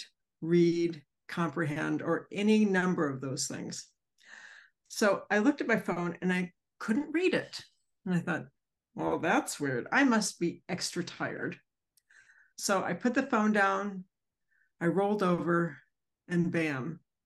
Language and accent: English; Centreville, Virginia, United States; I'm from Centerville, Virginia